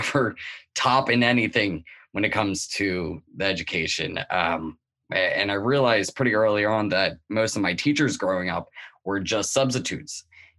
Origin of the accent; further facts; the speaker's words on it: Newark, Delaware, United States; Yeah, well, I was born and raised around Wilmington in Newark, Delaware. I was born in 1989. It was more of a suburban, but slightly urban place as well.